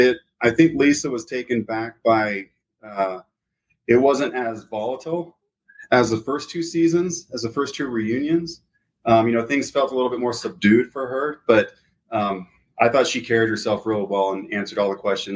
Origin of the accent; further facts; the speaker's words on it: California, United States; also born or lived in Florida / Texas; now in Salt Lake City, United States; So I grew up in California, Florida, and Texas and came here to go to school.